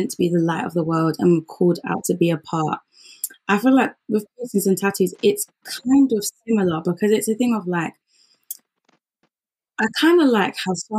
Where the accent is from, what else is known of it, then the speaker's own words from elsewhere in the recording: Zimbabwe; moved away; I'm from Zim